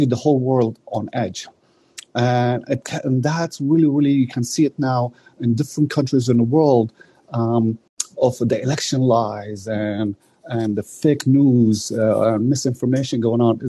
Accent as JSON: {"language": "English", "country": "Canada", "said": "a Canadian myself"}